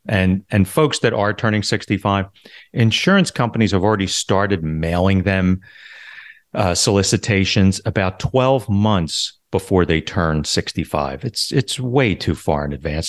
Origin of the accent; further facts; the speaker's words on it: Philadelphia, Pennsylvania, United States; moved away as an adult; now in Florida, United States; I'm originally from Philadelphia, and I was a police officer for about seven and a half years